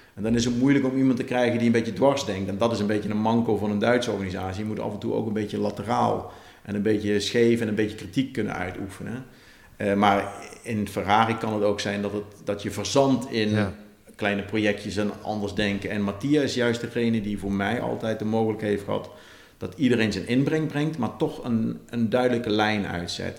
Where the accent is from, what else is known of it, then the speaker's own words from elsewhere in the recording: Netherlands; also born or lived in Maranello; wij zijn denk ik als Nederlanders vrij nuchter